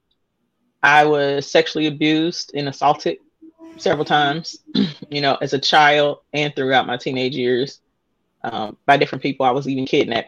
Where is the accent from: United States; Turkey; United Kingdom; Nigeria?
United States; Indianapolis, Indiana; I am born and raised in Indianapolis